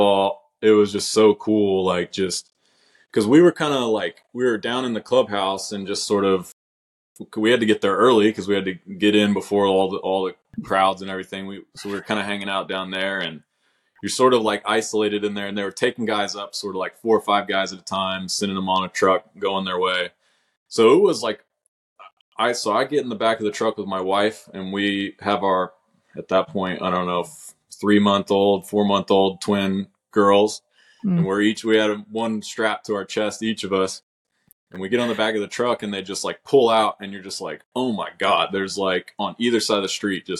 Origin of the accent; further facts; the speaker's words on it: Oklahoma City, Oklahoma, United States; born and raised in Oklahoma City